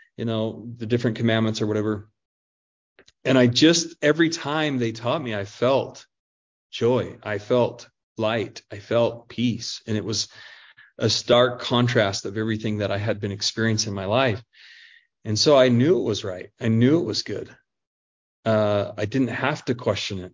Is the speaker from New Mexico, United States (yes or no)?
yes; Albuquerque, New Mexico, United States; also born or lived in Pocatello, Idaho; my mom then uh, got some uh, employment down in Albuquerque, New Mexico. So I end up moving uh, down there